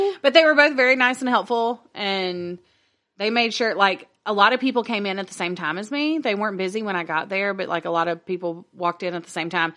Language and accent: English; Northwest Louisiana, United States; accent: Southern; I'm from Northwest Louisiana. I don't know French.